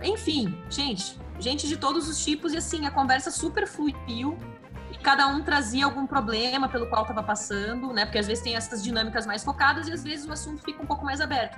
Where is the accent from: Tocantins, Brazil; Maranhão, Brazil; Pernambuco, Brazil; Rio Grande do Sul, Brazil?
Rio Grande do Sul, Brazil; Santa Cruz do Sul; Eu nasci no interior do Rio Grande do Sul, numa, numa cidade chamada Santa Cruz do Sul, fica pertinho de Porto Alegre